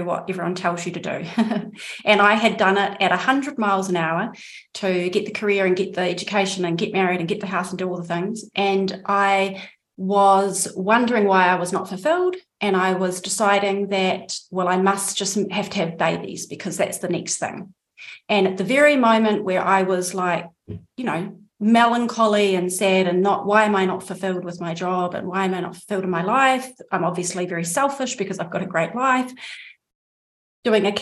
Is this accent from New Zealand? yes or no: yes; New Zealand; accent: New Zealand; moved away as an adult; also born or lived in Andalusia, Spain; now in Spain; I am, as my accent probably gives away, a New Zealander